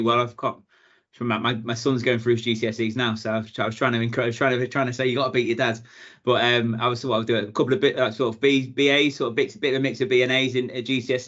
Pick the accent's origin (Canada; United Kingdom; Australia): United Kingdom; Ellesmere Port, North West England; moved away as an adult; also born or lived in Chester / Bangor, Wales / London; Originally, born in Chester, grew up in Ellesmere Port, sort of at the bottom of the Wirral.